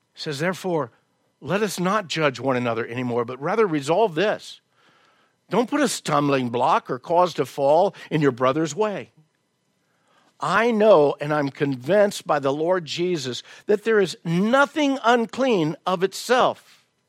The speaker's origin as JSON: {"language": "English", "region": "the South", "country": "United States", "tie": "born or raised there", "moved": "yes", "said": "I was raised in the South."}